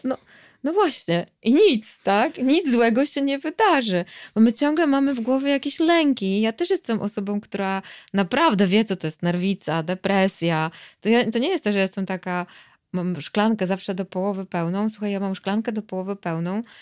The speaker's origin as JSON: {"language": "Polish", "area": "Tricity", "region": "Pomeranian Voivodeship", "country": "Poland", "said": "ja jestem z Trójmiasta"}